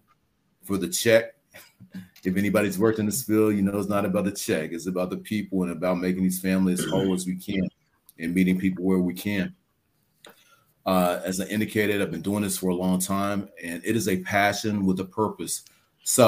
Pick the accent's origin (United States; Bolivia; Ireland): United States; China Grove, North Carolina; also born or lived in Brooklyn, New York; now in Charlotte, United States; I was born in Brooklyn, New York. Grew up in a big city, China Grove, North Carolina, population about 3,000.